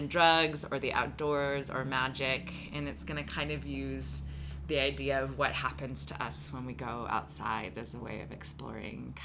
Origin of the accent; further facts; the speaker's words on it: Texas, United States; moved away; I'm originally from Texas